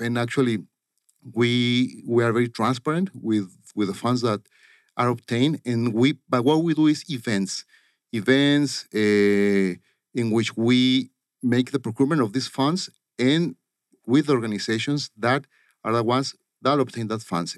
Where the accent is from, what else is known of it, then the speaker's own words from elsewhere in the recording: Caborca, Sonora, Mexico; moved away as an adult; also born or lived in El Paso, Texas / Vancouver / Tucson, Arizona; now in Phoenix, United States; Caborca, Sonora is a town. I was born there.